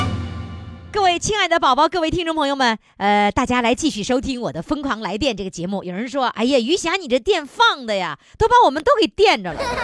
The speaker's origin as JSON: {"language": "Chinese", "region": "Northeast China", "country": "China", "said": "我们东北人就是吃那个大锅炖"}